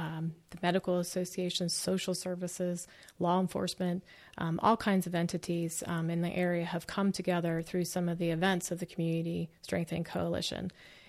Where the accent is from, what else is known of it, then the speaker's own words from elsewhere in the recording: Pittsburgh, Pennsylvania, United States; I'm from Pittsburgh.